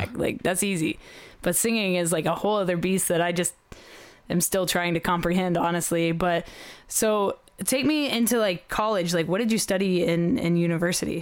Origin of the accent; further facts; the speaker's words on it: Oklahoma, United States; I'm from Oklahoma